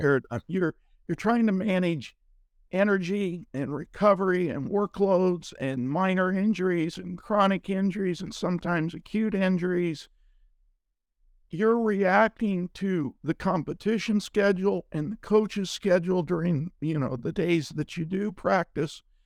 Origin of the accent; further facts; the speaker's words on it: Ohio, United States; I grew up in Ohio